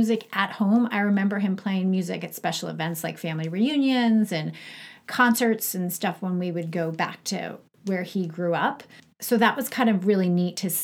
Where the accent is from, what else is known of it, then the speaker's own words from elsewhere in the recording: Long Island, New York, United States; moved away as an adult; also born or lived in Syracuse / Atlanta; I grew up in Long Island